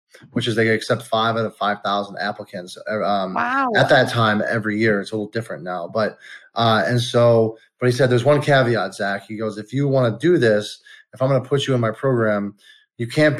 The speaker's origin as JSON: {"language": "English", "town": "Detroit", "region": "Michigan", "country": "United States", "tie": "born or raised there", "also_born_or_lived": "California", "said": "I'm a Detroit guy. I was born in California, but raised in Detroit"}